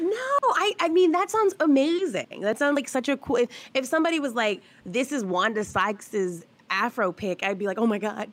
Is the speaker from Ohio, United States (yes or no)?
no; Texas, United States; I'm from Texas